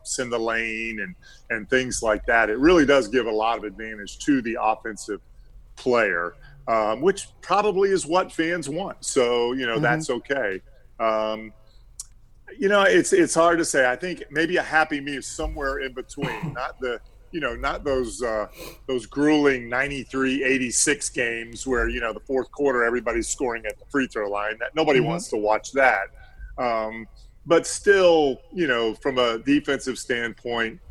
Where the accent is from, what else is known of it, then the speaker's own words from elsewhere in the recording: Central Florida, United States; I grew up in Central Florida